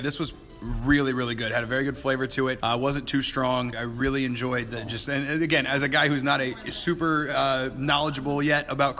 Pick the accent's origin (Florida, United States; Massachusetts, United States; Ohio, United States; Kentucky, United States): Kentucky, United States; I'm from Kentucky.